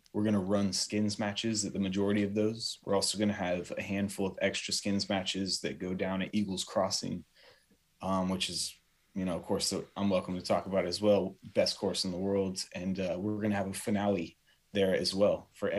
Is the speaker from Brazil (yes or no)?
yes; São Paulo, Brazil; also born or lived in Tokyo, Japan; I grew up in Sao Paulo, Brazil, and Tokyo, Japan, two of the five biggest cities in the world. And I went there not of my own accord.